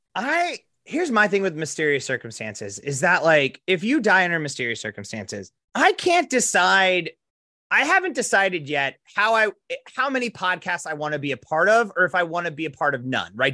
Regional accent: Box Elder, South Dakota, United States; we're from Box Elder

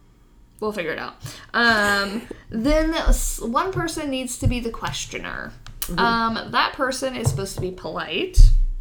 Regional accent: Texas, United States; I grew up in Texas, man.

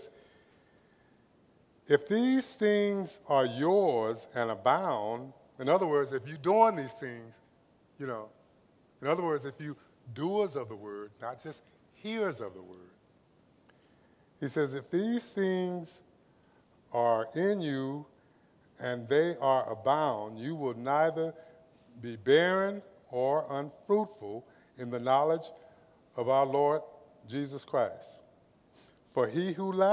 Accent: Los Angeles, California, United States; also born or lived in Compton, California; I was raised in Watts, lived in Compton.

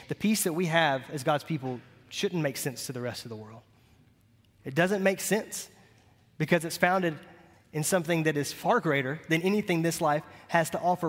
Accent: Montgomery, United States; I cut grass for about ten years growing up in Montgomery

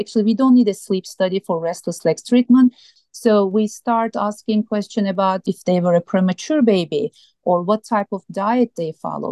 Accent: Turkey; moved away as an adult; also born or lived in Minnesota / Iowa / Montana; now in Tucson, United States; I grew up in Turkey, a beautiful country.

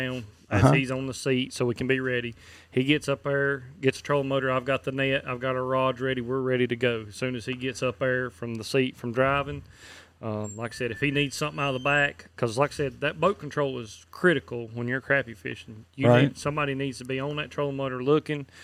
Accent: Bostic, North Carolina, United States; I'm from Bostic, North Carolina.

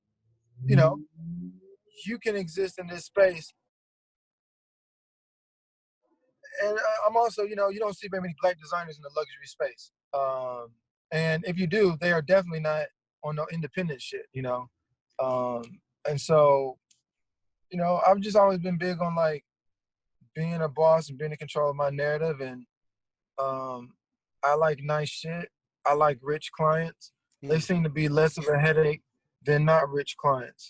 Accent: Memphis, Tennessee, United States; moved away as an adult; now in Los Angeles, United States; I'm originally from Memphis. You know, that's pretty much where I like grew up

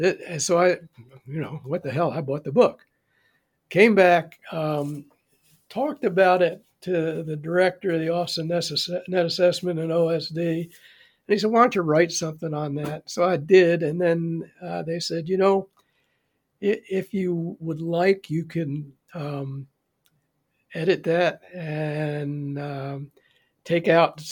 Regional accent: United States; I'm from the U.S. I used to be an attaché here

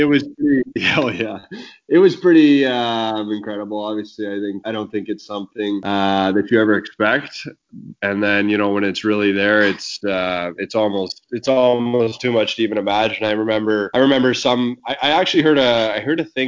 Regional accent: Sault Ste. Marie, Ontario, Canada; moved away as an adult; to play in my hometown in front of you know, family and friends, and obviously stay in my hometown

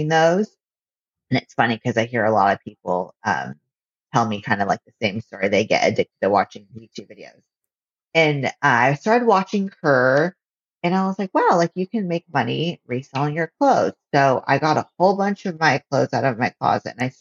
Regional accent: Visalia, California, United States; moved away as an adult; now in Los Angeles, United States; I'm from Visalia, which is about 3 hours away from LA in the Central Valley, right in the middle of California

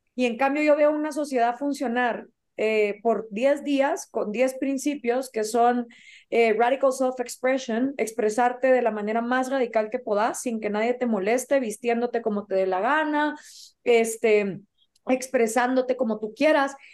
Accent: Guatemala; also born or lived in Rome / Belgium / Washington; soy de Guatemala

